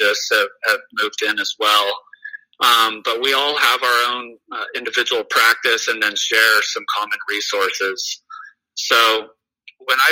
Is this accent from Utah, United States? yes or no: no; Southern California, United States; So I grew up in Southern California, went to medical school at UC Irvine